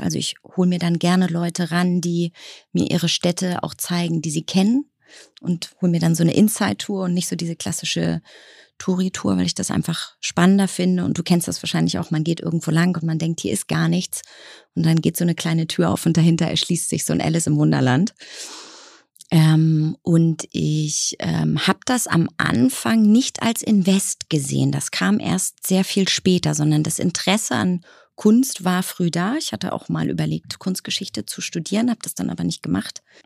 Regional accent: Baltic Sea coast, Germany; moved away; Also ich bin an der Ostsee aufgewachsen, in einem wunderschönen kleinen Haus

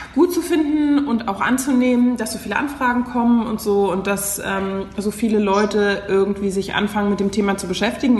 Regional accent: Berlin, Germany; Ich bin Berlinerin. Das heißt, ich bin eine von den echten Menschen, die in Berlin auch geboren sind

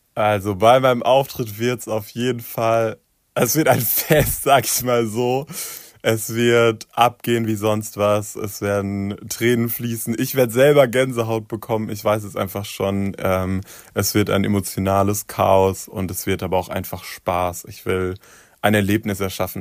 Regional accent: Darmstadt, Hesse, Germany; in Darmstadt, wo ich aufgewachsen bin

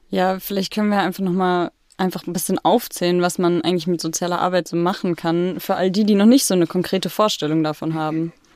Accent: Freiburg, Baden-Württemberg, Germany; moved away as an adult; now in Potsdam, Germany; ich war jetzt erstmal ein bisschen zu Hause, also in Freiburg, da wo ich groß geworden bin

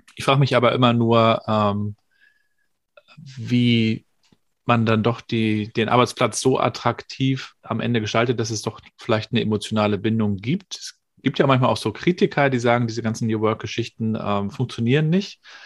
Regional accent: Rostock, Mecklenburg-Vorpommern, Germany; aus meiner Schülerzeit, da ist man dann mit, weiß gar nicht, zwölf oder dreizehn oder sowas in der Richtung ins Berufsinformationszentrum gepilgert ins BITS, so hieß das bei uns in Rostock

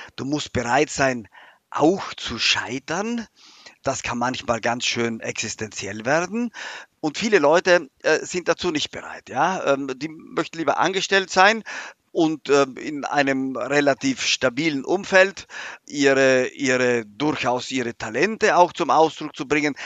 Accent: South Tyrol, Trentino-Alto Adige, Italy; moved away as an adult; now in Germany; vor allem ist es mein Heimatland

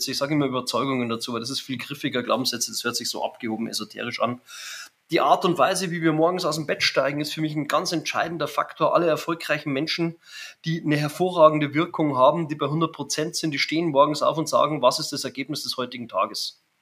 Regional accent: Germany; Ich bin Deutscher und äh, ich kann schon auch fließend Englisch, wahrscheinlich besser als Hochdeutsch.

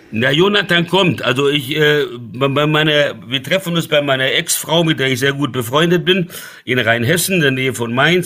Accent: Brazil; now in Germany; ich bin in Brasilien aufgewachsen

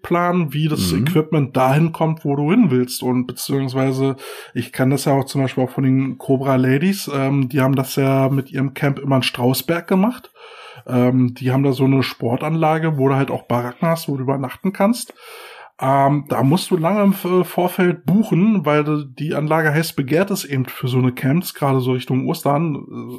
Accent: Berlin, Germany; bei uns in Berlin

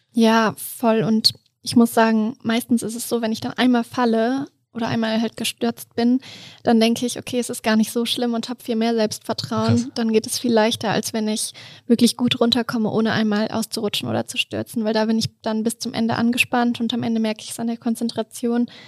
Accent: Duderstadt, Lower Saxony, Germany; also born or lived in Hannover; now in Innsbruck, Austria; Ich komme ursprünglich aus Duderstadt

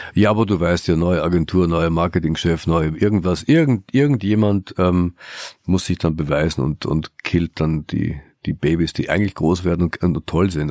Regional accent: Austria; moved away; also born or lived in Germany; in Österreich, Schande über, über mein, mein Heimatland

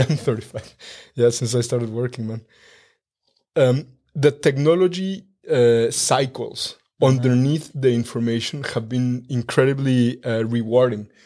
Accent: Mexico; moved away as an adult; now in Germany; I was born and raised in Mexico

